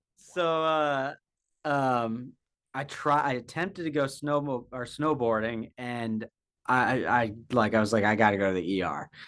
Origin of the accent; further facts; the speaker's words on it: Jackson, Wyoming, United States; I was born and raised in Jackson, Wyoming